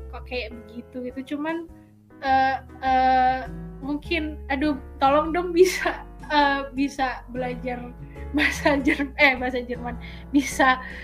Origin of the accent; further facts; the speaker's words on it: Surakarta, Central Java, Indonesia; moved away; also born or lived in Schwelm, Germany; rumah aku dulu di Solo